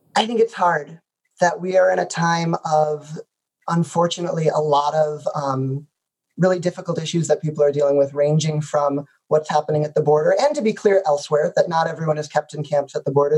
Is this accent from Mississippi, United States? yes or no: no; the suburbs of Chicago, Illinois, United States; the suburbs of Chicago in a community where being Jewish didn't feel particularly out of the ordinary